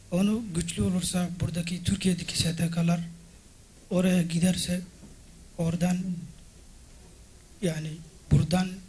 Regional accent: Madagascar; Turkish is a second language; now in Turkey

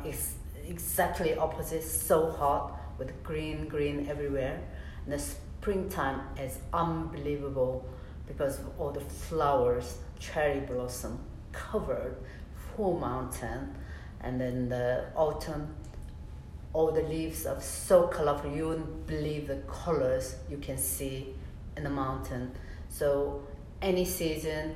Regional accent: Seoul, South Korea; I was born in Gangnam.

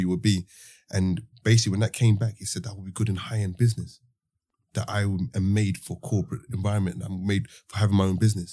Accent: London, United Kingdom; growing up in the Osby estate

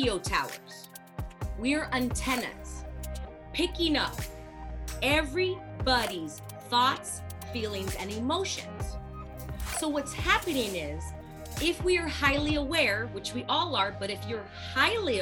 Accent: Los Angeles, California, United States; born and raised in Los Angeles.

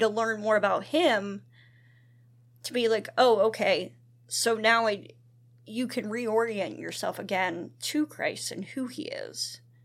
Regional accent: Duncannon, Pennsylvania, United States; grew up in Duncannon

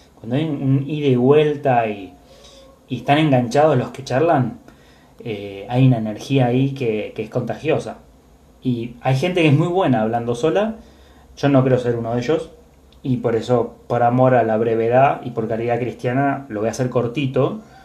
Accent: Buenos Aires, Argentina; mi ser porteño, de, ser argentino

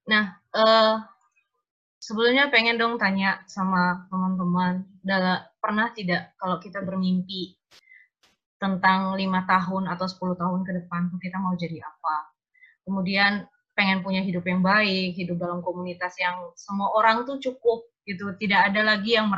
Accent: Ruteng, East Nusa Tenggara, Indonesia; dari Ruteng, Manggarai, NTT.

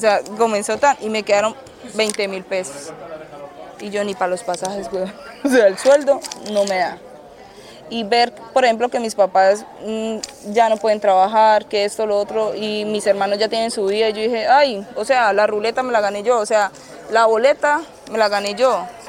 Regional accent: Cúcuta, Norte de Santander, Colombia; moved away as an adult; also born or lived in Lugo, Spain; now in Murcia, Spain; Yo soy de Cúcuta

